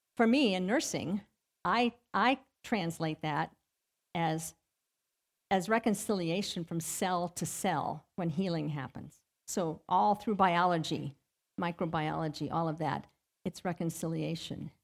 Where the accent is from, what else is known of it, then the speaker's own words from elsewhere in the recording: Ohio, United States; moved away as an adult; I grew up in Ohio